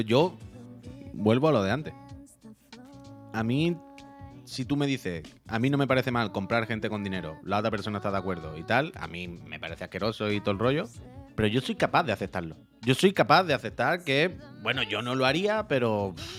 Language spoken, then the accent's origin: Spanish; Spain; Yo soy español